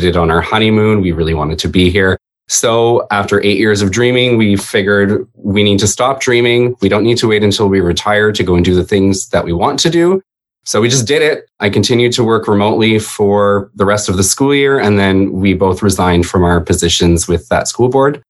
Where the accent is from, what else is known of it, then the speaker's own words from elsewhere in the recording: Canada; also born or lived in Toronto; I am Canadian.